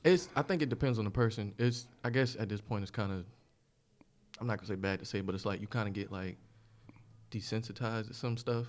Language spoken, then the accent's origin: English; Pineville, South Carolina, United States; also born or lived in Bronx, New York; I was born in New York. We moved to South Carolina when I was in, like, middle school